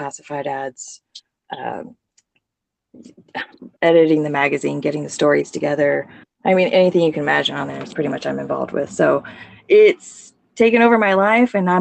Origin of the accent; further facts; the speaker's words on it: Sacramento, California, United States; also born or lived in Louisiana; Sacramento, California